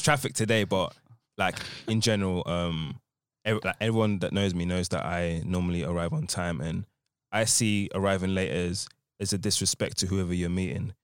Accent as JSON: {"language": "English", "area": "Essex", "region": "East of England", "country": "United Kingdom", "said": "I'm from Essex"}